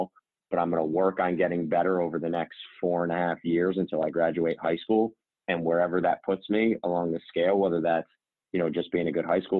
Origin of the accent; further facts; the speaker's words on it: Albany, New York, United States; moved away as an adult; also born or lived in Hungary / Italy / Spain / Iceland; I played for the Nike AAU team in our area, the Albany City Rocks.